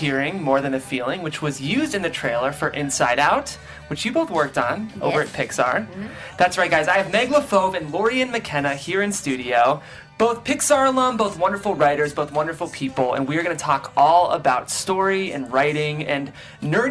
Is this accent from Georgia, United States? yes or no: no; Ohio, United States